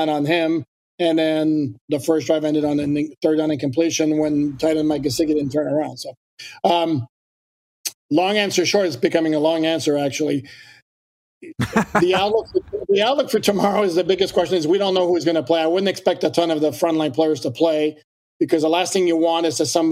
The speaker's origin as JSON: {"language": "English", "country": "Canada", "moved": "yes", "lives_now": "United States", "said": "I'm French Canadian. So, but I've lived here so long"}